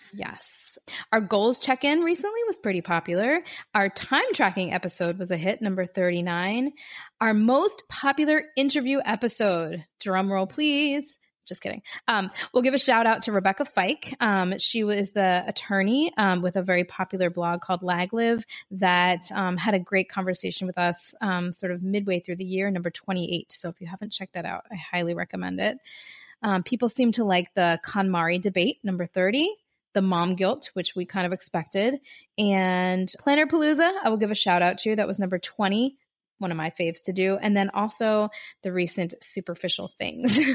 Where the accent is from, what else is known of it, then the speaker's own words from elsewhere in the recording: Philadelphia, Pennsylvania, United States; now in Miami, United States; I'm from Philadelphia, where Laura lives, right outside of Philly